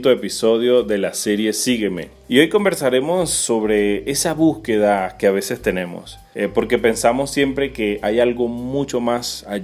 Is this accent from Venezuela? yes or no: yes; Venezuela; also born or lived in Peru; now in Argentina; hace poco salimos de Venezuela a Perú, pasaron ocho meses en un abrir y cerrar de ojos, luego llegamos aquí a Argentina